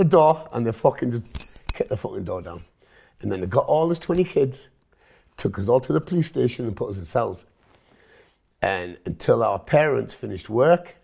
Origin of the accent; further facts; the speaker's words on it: Hitchin, East of England, United Kingdom; first language Punjabi; English is a second language; I was born in Hitchin, Hertfordshire.